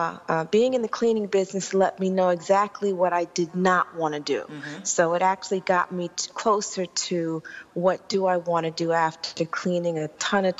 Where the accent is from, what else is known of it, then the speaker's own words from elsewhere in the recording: New York City, New York, United States; When I was growing up in Queens